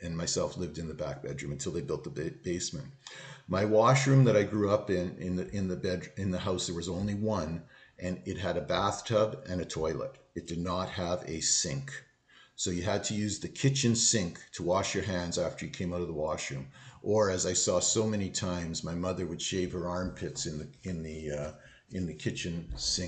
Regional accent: Thunder Bay, Ontario, Canada; moved away; I grew up in Thunder Bay, Ontario.

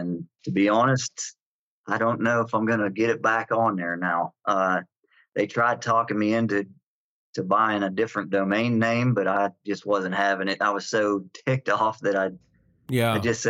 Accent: Southwest Pennsylvania, United States; I'm from Southwest Pennsylvania, which I guess you would consider the Allegheny Plateau of the Appalachian Mountains. I grew up here all my life

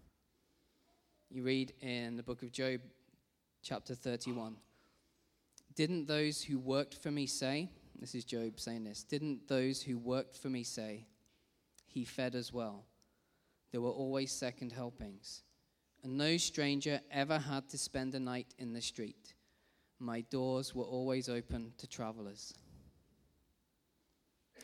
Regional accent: Rugby, West Midlands, United Kingdom; I grew up in Rugby in the Midlands

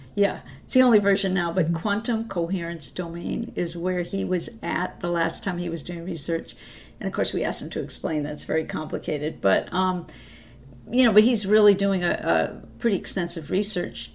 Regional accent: Boston, Massachusetts, United States; moved away; also born or lived in Santa Fe; I was from Boston, and that's the medical mecca

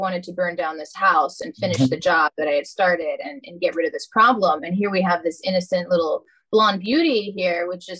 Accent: North Carolina, United States; accent: Southern; I am from North Carolina.

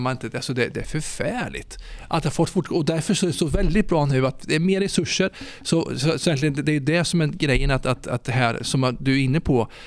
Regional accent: Ödeshög, Östergötland, Sweden; kommer från Ödeshög eh, i Östergötland

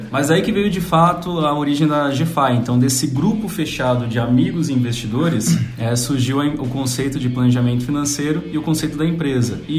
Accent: São Paulo, Brazil; also born or lived in Volta Redonda; Olha, eu nasci em Volta Redonda. Família da minha mãe é de Volta Redonda. Carioca. Mas, carioca, mas sempre morei aqui em São Paulo, então por isso que eu perdi o, o sotaque carioca

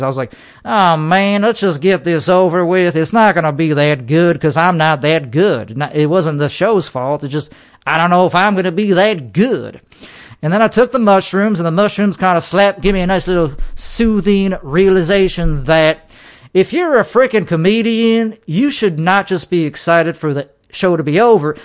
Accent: Chicago, Illinois, United States; now in Texas, United States; Chicagoland is where I current, is where I was born.

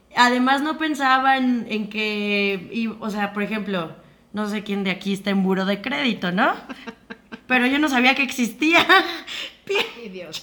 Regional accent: Mexico; como mexicanos

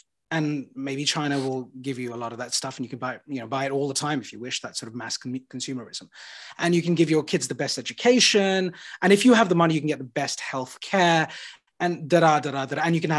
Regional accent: United Kingdom; the only thing I landed on as a British citizen and a person of color from a different ethnicity is that Britain actually is sort of pseudo-capital, capitalistic, socialist, somewhere where we're lost right now

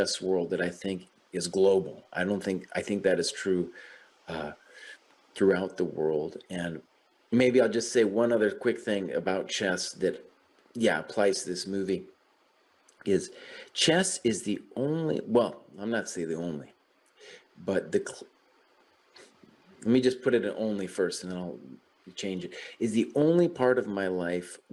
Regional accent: New Mexico, United States; also born or lived in West Coast; now in Baltimore, United States; I grew up in New Mexico and then spent some time on the West Coast.

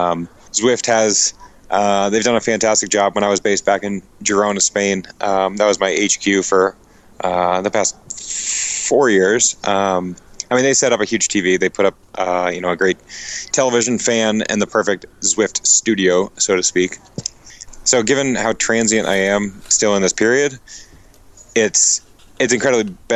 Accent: New England, United States; I'm from New England

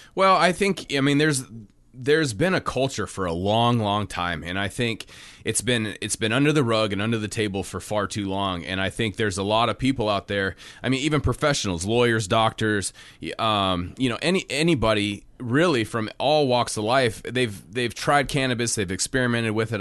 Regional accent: Kotzebue, Alaska, United States; born and raised in Kotzebue, Alaska

